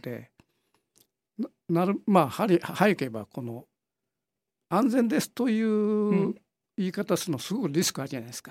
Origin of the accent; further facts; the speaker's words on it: Kitakyushu, Fukuoka, Japan; 福岡県の門司港なんですよ